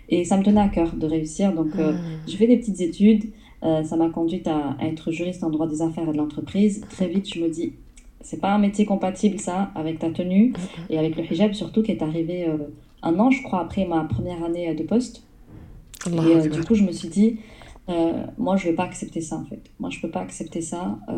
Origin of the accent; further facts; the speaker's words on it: south of France, France; je suis une, personne du sud de la France, une petite sudiste. Mon, mon accent, à ce qui paraît, il a disparu après quelques années sur Paris.